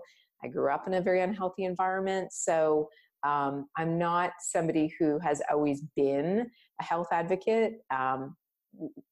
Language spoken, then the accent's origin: English; Canada; I was born in Canada